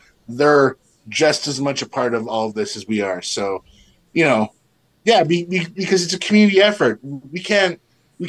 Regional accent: Winnipeg, Manitoba, Canada; we're from Winnipeg

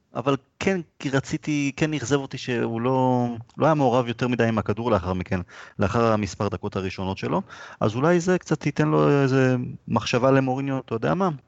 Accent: Rishon LeZion, Central District, Israel; גדלתי בראשון

